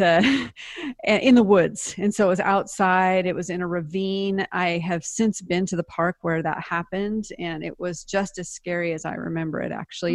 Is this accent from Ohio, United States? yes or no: no; Seattle, Washington, United States; moved away as an adult; also born or lived in Palestine, Texas / Nice, France; now in Dallas, United States; I'm from the Pacific Northwest, Seattle.